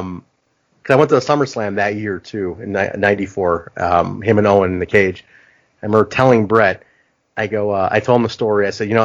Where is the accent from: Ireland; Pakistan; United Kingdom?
Pakistan; I'm like, cool, I'm Pakistani, but like, he's from India. I'm like, we're neighbors.